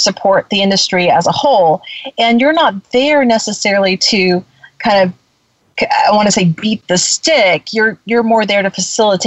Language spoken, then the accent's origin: English; Florida, United States; I'm from Florida